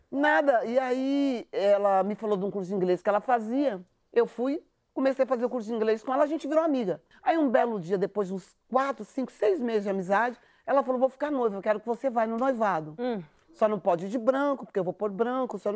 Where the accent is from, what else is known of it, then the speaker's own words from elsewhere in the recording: São Paulo, Brazil; eu sou da periferia de São Paulo